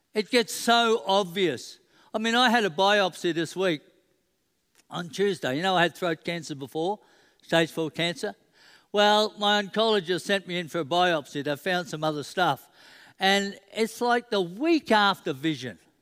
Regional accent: Queensland, Australia; I'm a Queenslander

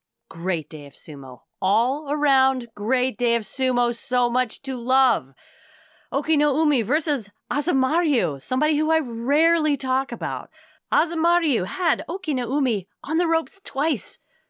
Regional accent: Texas, United States; people can absolutely tell that we are from Texas right now.

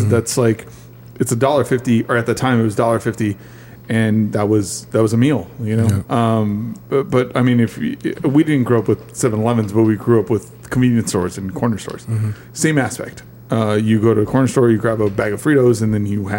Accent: Texas, United States; moved away; I grew up in Texas

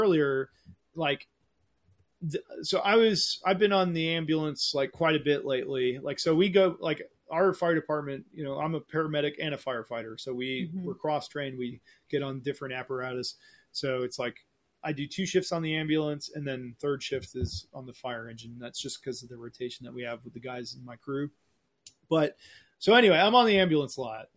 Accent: Oglethorpe County, Georgia, United States; also born or lived in Berlin, Germany / California; I grew up in Oglethorpe County, Georgia

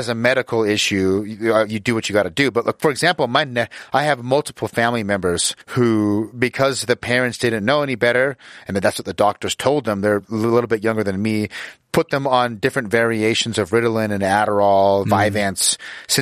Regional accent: Utah, United States; I grew up in Utah, which is where I'm located

